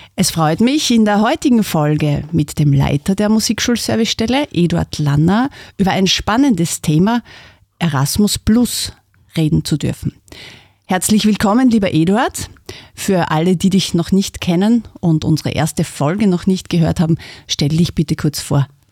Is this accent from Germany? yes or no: no; Styria, Austria; als Österreicher, als Steirer